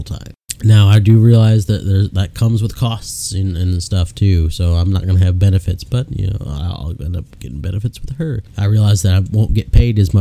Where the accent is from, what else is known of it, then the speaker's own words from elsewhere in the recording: Chicago, Illinois, United States; now in Statesville, United States; born and raised in Illinois, from just north side of Chicago